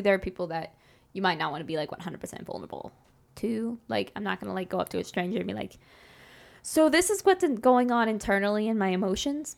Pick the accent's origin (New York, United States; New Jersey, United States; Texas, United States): Texas, United States; Grapevine; I grew up in Dallas, Fort Worth, specifically in the town Grapevine